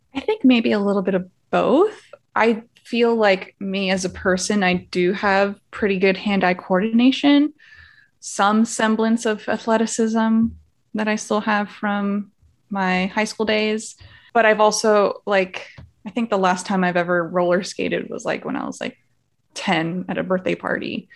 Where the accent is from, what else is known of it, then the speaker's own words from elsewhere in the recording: Miami, Florida, United States; moved away as an adult; now in San Antonio, United States; I'm originally from Miami, Florida